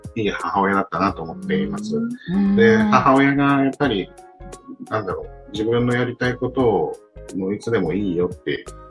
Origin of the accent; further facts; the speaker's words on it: Yokoshibahikari, Chiba, Japan; 私、この横芝光町で生まれて育ったんで。